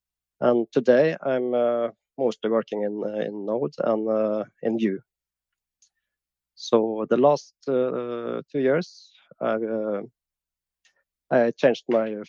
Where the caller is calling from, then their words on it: Trondheim, Trøndelag, Norway; I'm from calling from Norway, in Trondheim.